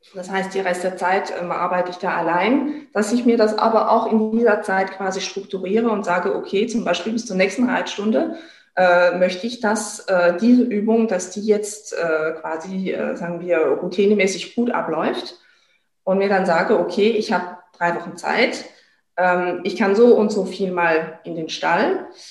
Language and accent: German; France; bei uns in Frankreich ist es ja auch, also Frankreich ist auch ein Pferdeland